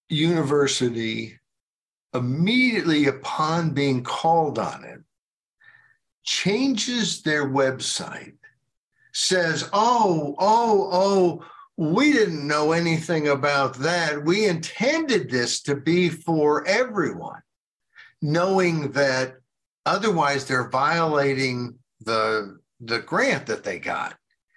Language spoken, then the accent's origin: English; United States; But I want to apologize on behalf of my fellow Americans that I wasn't born sooner to do so then